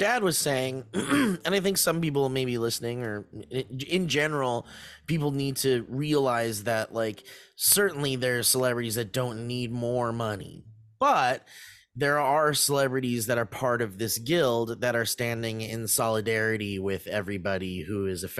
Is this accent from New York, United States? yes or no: yes; New York, United States; Hey, I'm from New York.